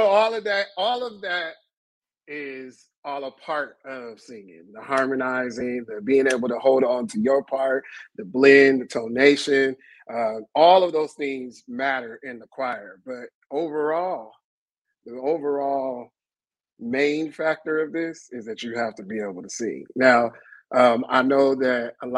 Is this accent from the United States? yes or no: yes; Sacramento, California, United States; moved away as an adult; now in Los Angeles, United States; I am originally from Sacramento, California, and moved to Los Angeles about almost 20 years ago